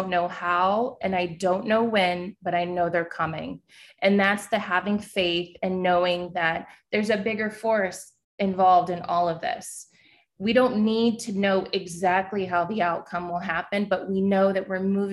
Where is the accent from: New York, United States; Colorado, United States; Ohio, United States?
New York, United States; New York City; I'm a New Yorker